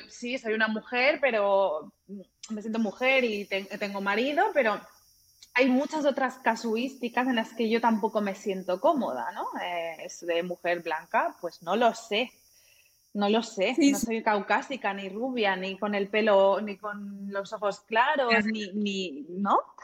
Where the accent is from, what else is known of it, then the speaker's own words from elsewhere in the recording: Catalonia, Spain; moved away as an adult; now in Germany; yo nací crecí en España